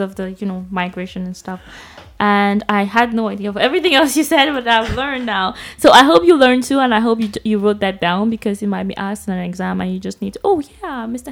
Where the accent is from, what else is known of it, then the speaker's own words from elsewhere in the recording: Bamenda, Northwest Region, Cameroon; I was raised in I grew up in Bamenda